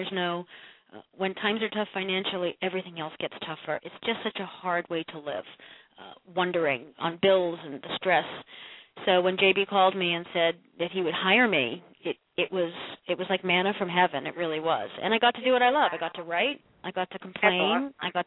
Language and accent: English; Massachusetts, United States; moved away as an adult; also born or lived in Ohio; now in Connecticut, United States; we moved in with my mom and dad in my old house where I grew up in Massachusetts for a year